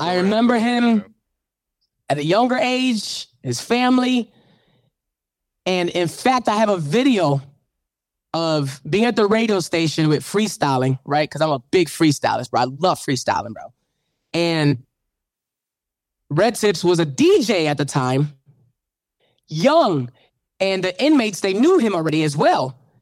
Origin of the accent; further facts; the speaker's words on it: Chicago, Illinois, United States; moved away; I'm from Chicago. When I go back, I go visit the church.